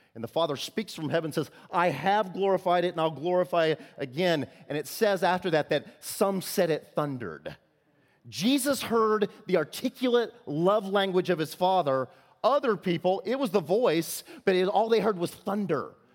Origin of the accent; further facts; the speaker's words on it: Illinois, United States; I'm from Illinois